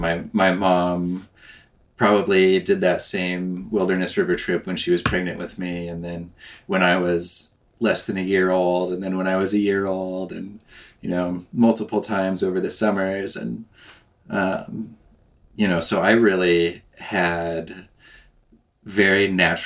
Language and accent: English; southern Oregon, United States; I grew up in southern Oregon, close to the Rogue